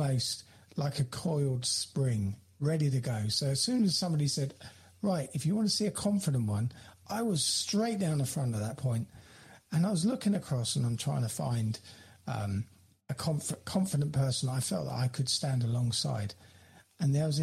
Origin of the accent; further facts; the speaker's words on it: United Kingdom; also born or lived in London; my hometown where I am here now